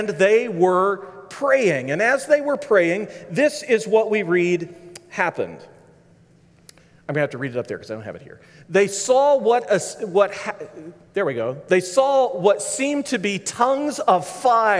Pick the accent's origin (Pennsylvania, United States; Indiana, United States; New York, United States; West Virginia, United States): West Virginia, United States; moved away as an adult; also born or lived in Wilmore, Kentucky; now in Kentucky, United States; I grew up before that in West Virginia.